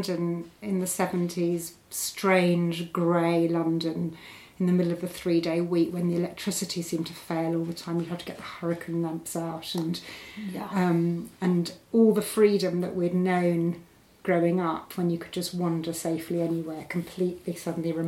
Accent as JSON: {"language": "English", "country": "Botswana", "tie": "born or raised there", "said": "I grew up in Botswana"}